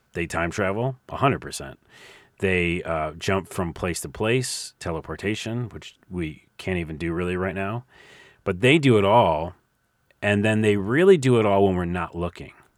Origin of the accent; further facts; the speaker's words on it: New York, United States; I'm from New York.